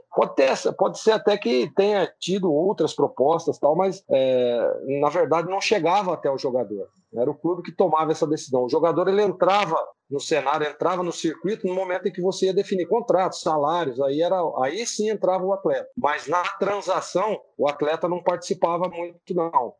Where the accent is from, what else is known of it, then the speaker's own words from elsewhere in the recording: Americana, São Paulo, Brazil; lá na cidade americana, de onde eu sou nascido e criado